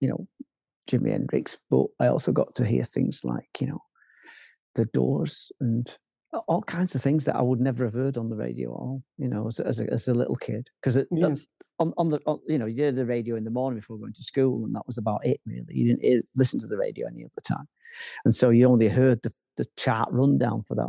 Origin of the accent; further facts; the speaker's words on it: Manchester, North West England, United Kingdom; I'm from Manchester